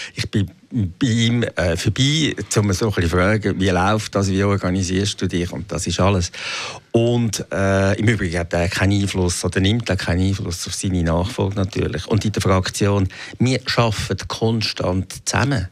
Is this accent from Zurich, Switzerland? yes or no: yes; Zurich, Switzerland; als Zürcher